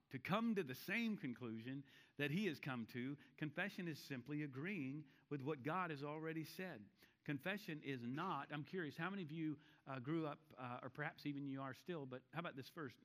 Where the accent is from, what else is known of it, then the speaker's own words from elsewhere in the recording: Charlotte, North Carolina, United States; I'm from Charlotte